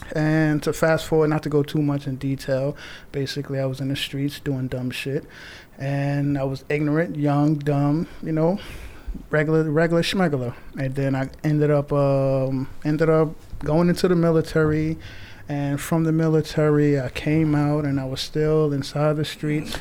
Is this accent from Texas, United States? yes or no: no; New York City, New York, United States; born and raised in Far Rockaway.